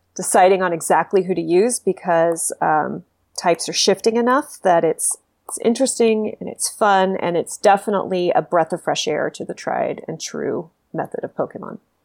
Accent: Texas, United States; moved away; I'm from Texas originally

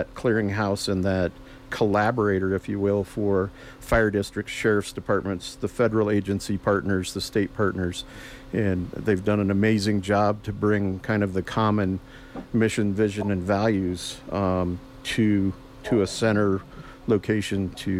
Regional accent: Telluride, Colorado, United States; this is my hometown

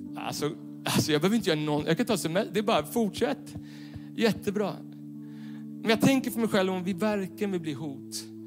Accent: Stockholm, Stockholm County, Sweden; Jag är uppvuxen i Stockholm city bland betong och neonskyltar.

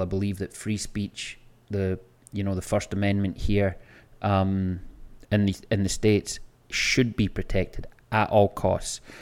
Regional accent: Scotland, United Kingdom; moved away as an adult; now in Florida, United States; I can go to my hometown, I can go to the same bars and restaurants that I was going to twenty years ago when I lived there

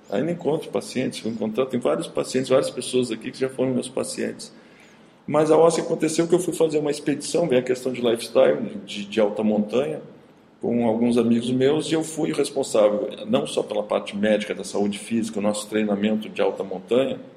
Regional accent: Caxias do Sul, Rio Grande do Sul, Brazil; moved away; also born or lived in Paris; Eu morava em Caxias do Sul, sou de Caxias do Sul.

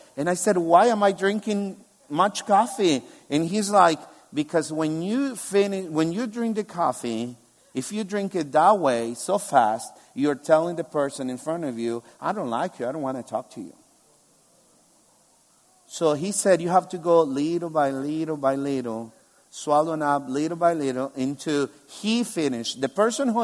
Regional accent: El Salvador; moved away as an adult; now in Albania; I come from El Salvador, where 50% of the population are evangelical Christians. I grew up in a Christian family

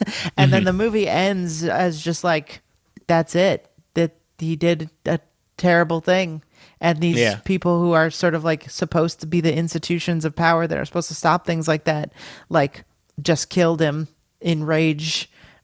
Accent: United States; as an American

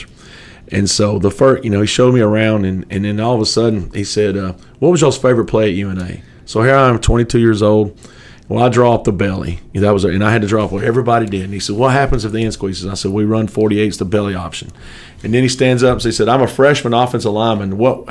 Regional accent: Geraldine, Alabama, United States; I grew up in Sand Mountain, a little town called Geraldine, Alabama

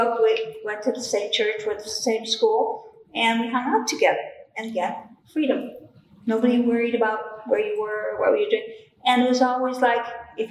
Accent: Chicago, Illinois, United States; I grew up on Southside Chicago, 7209 St. Lawrence

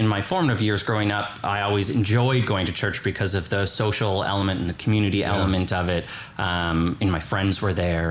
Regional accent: Kitchener, Ontario, Canada; I grew up in Kitchener-Waterloo, about an hour west of here

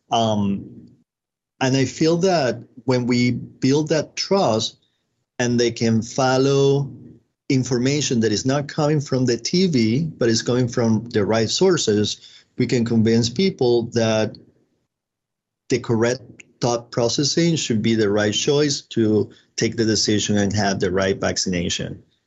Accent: Venezuela; moved away as an adult; I'm originally from Venezuela

